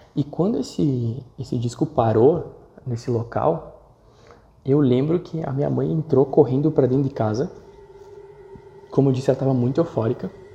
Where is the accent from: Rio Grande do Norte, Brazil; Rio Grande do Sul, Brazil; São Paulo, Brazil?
Rio Grande do Sul, Brazil; São Marcos; Sou natural de São Marcos, uma cidade do interior do Rio Grande do Sul